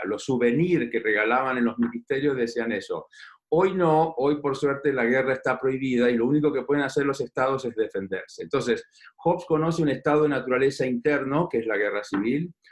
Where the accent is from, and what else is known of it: Argentina